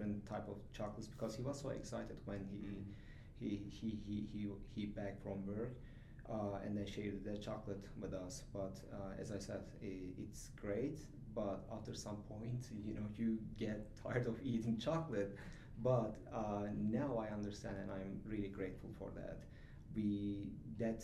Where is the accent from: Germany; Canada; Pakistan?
Germany; also born or lived in Turkey; now in Utah, United States; I'm from Turkey, but I mm-hmm. grew up in Germany